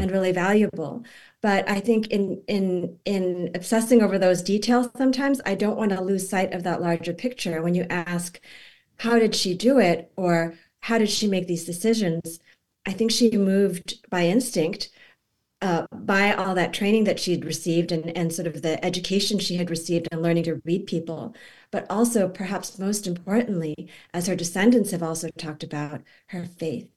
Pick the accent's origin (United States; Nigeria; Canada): United States; Boston, Massachusetts; it's in Boston, it's in my hometown